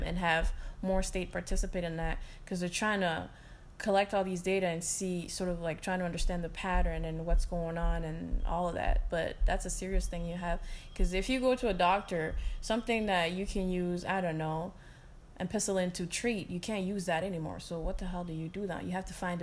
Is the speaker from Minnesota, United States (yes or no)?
yes; Minnesota, United States; I'm from Minnesota